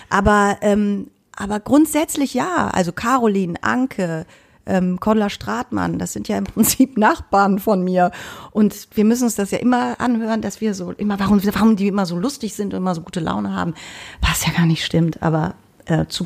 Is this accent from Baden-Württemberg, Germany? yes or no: no; Cologne, North Rhine-Westphalia, Germany; es gibt, man wird aber auch wirklich beschimpft als Kölner.